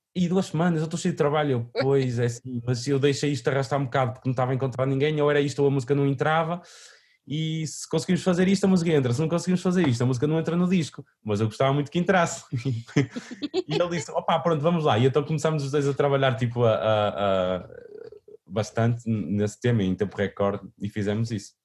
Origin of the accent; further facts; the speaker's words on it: Vila Nova de Famalicão, Braga, Portugal; foi onde eu nasci, onde cresci, que era o, um parque de uma freguesia chamada Santiago da Cruz, uh, em Vila Nova de Famalicão